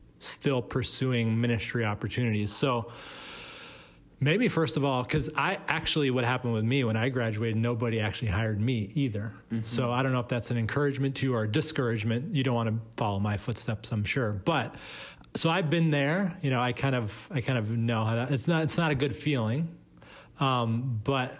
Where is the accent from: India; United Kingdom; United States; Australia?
United States; Boston, Massachusetts; Boston, which is my hometown